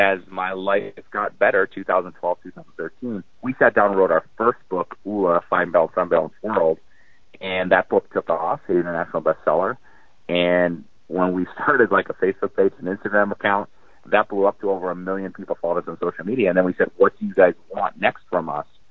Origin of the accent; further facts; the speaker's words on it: North Dakota, United States; I grew up in North Dakota, small family farm